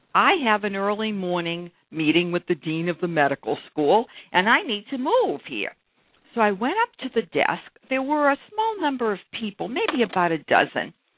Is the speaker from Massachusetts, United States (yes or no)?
yes; Brookline, Massachusetts, United States; I grew up in Brookline, Massachusetts